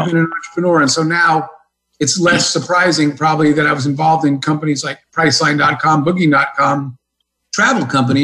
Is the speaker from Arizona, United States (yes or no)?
yes; Arizona, United States; I grew up in Arizona in kind of small town, middle of nowhere in the desert